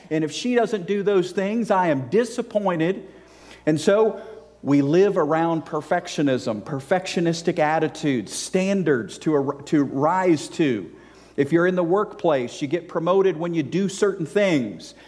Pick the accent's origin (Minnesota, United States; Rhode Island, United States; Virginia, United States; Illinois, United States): Virginia, United States; moved away as an adult; also born or lived in South Carolina / Georgia; I grew up in Virginia, which is below, okay, below the Mason-Dixon line